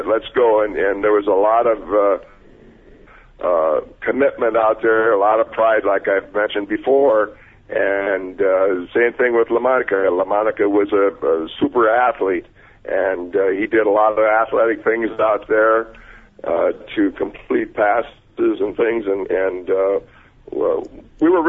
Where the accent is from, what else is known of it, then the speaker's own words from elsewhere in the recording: Wausau, Wisconsin, United States; moved away; also born or lived in Miami, Florida / Oakland, California; I'm a kid from Wausau, Wisconsin